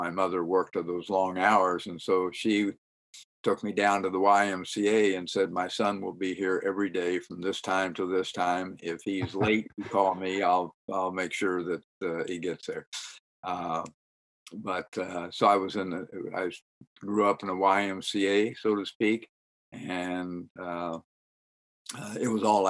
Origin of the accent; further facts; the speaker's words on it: St. Joseph, Missouri, United States; also born or lived in Chicago / Salina, Kansas; I was born and raised in St. Joseph, Missouri, to a native of St. Joseph, Missouri. We left shortly after my birth.